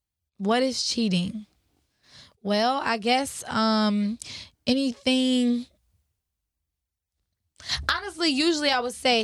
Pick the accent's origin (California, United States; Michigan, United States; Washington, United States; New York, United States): Michigan, United States; Cause you know, I'm from Michigan.